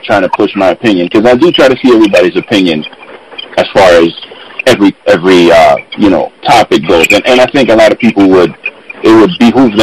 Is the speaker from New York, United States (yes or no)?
yes; New York City, New York, United States; I grew up in the Bronx, New York, on the South Bronx, on Colgate Avenue, between Westchester and Watson